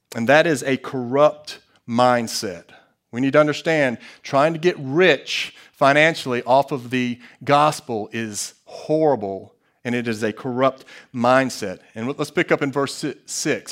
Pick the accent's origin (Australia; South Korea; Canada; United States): United States; As an American